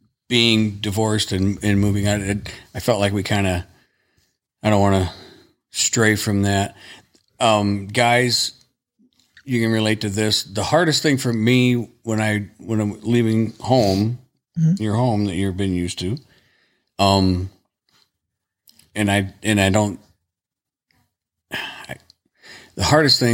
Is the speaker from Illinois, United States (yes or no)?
yes; Dwight, Illinois, United States; I'm from the town I grew up in, Dwight, in my mom and dad's house.